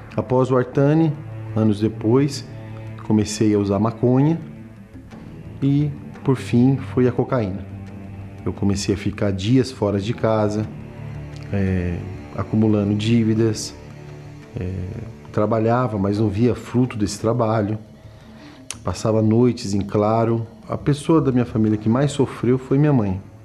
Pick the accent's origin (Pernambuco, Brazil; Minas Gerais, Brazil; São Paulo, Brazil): São Paulo, Brazil; Suzano; sou nascido na cidade de Suzano, em São Paulo